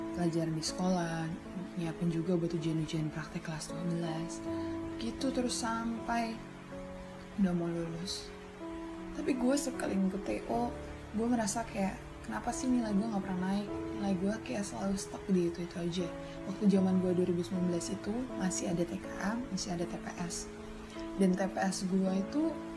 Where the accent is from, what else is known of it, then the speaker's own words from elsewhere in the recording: Tanjung, Indonesia; gua ada di daerah Tanjung